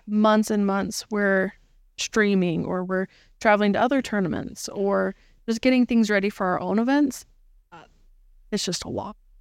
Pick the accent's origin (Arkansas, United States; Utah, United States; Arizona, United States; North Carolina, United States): Utah, United States; we are from Utah